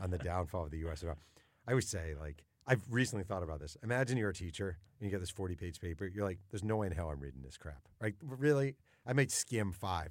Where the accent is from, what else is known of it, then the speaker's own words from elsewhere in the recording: New York, United States; I grew up in New York